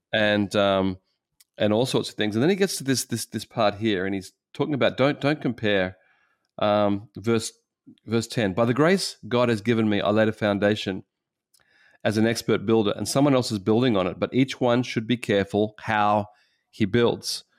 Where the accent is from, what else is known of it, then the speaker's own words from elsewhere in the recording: Australia; as an Australian